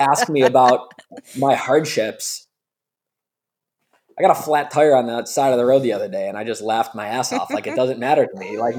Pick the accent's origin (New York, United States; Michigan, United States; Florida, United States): New York, United States; Buffalo; we're from Buffalo, New York